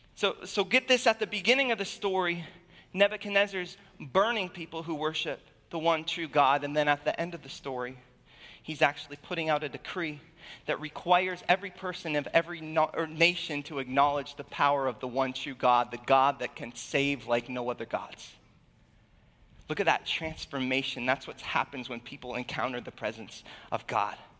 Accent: Alaska, United States; moved away; I was born and raised in Alaska

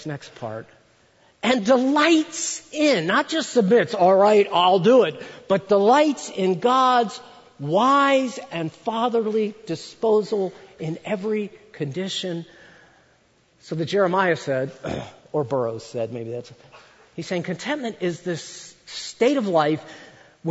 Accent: United States; I grew up just outside of Washington, D.C.

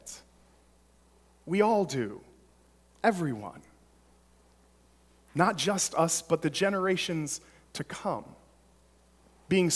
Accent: Detroit, Michigan, United States; now in Arlington Heights, United States; I'm originally from Metro Detroit area

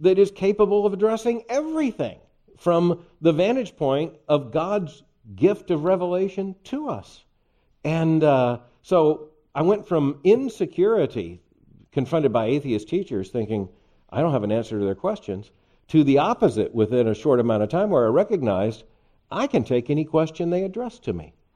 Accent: Lakeland, Florida, United States; I was born in Lakeland, Florida, central part of the state

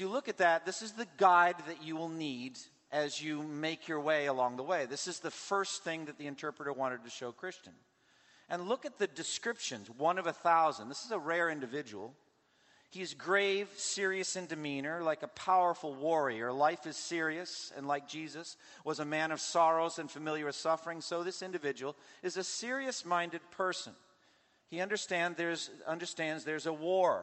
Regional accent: United States; as an American

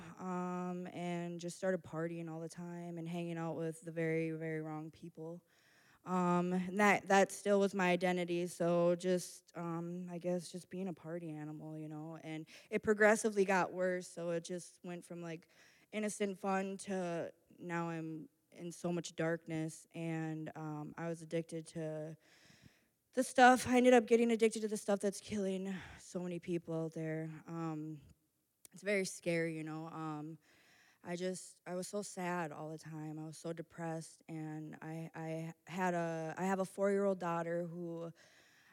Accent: Minneapolis, Minnesota, United States; I grew up in Minneapolis

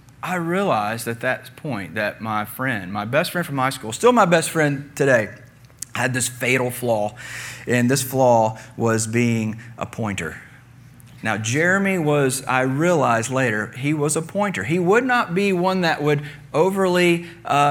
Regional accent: United States; moved away as an adult; also born or lived in New Zealand; as an American

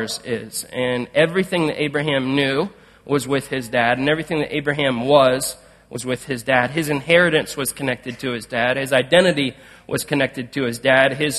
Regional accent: Canton, Ohio, United States; moved away; I grew up around Canton, Ohio

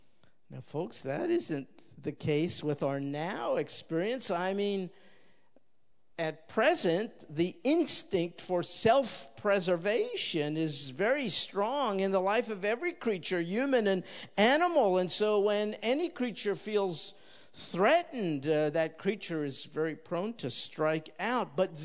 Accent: New York, United States; I'm going to take him hunting rats in the apartment building I grew up in New York.

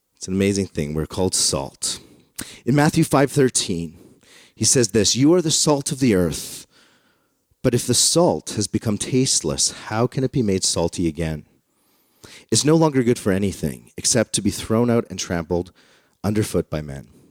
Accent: Canada; I'm Canadian because I was born here.

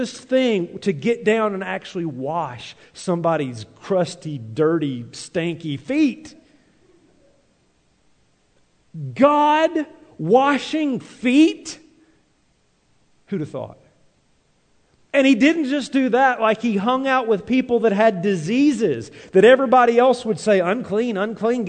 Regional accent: Tennessee, United States; now in Minnesota, United States; growing up in Tennessee to now living in Minnesota

